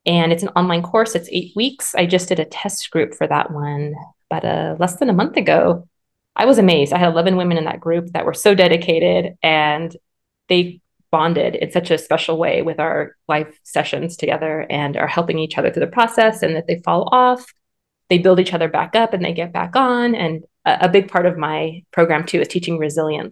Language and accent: English; Southern California, United States; moved away as an adult; now in North Idaho, United States; we are originally from Southern California and my practice was thriving there. And then we moved to North Idaho.